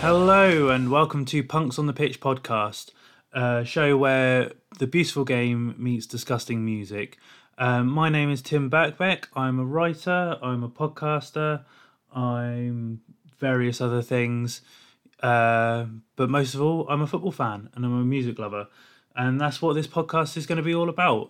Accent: England, United Kingdom; I'm an English person

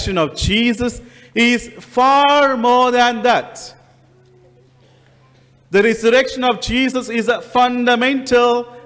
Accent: India; moved away as an adult; And I come from India. And I didn't have an accent until I come to this country

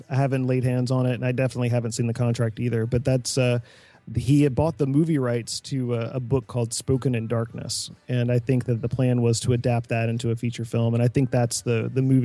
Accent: the South, United States; I grew up in the South

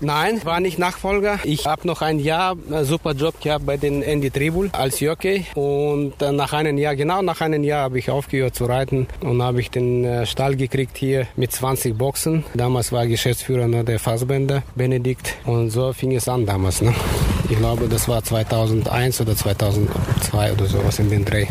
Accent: Kyrgyzstan; now in Cologne, Germany; ich komme aus Kirgisien. Das ist natürlich 4000 Kilometer weg noch von Russland, ne? wenn man so berechnet. Ich komme fast aus der Grenze China

